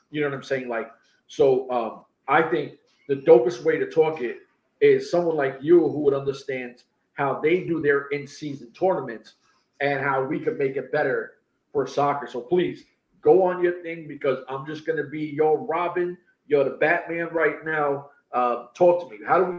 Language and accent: English; United States; We're from America